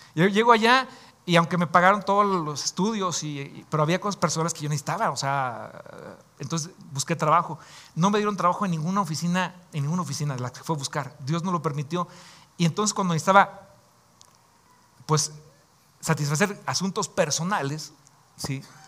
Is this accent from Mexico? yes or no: yes; Mexico; como decimos acá en México